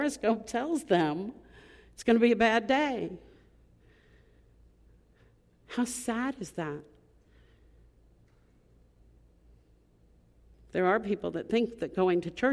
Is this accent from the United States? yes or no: yes; Long Island, New York, United States; I grew up on Long Island